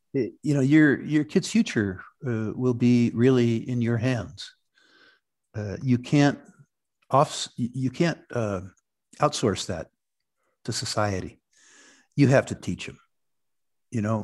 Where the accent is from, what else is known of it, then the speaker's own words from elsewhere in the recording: Silicon Valley, California, United States; moved away as an adult; also born or lived in Vancouver, Canada; I grew up in Silicon Valley